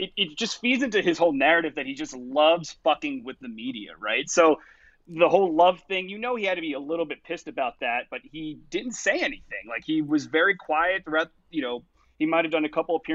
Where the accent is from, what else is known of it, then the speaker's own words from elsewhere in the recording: New Jersey, United States; I'm a coastie because I'm from New Jersey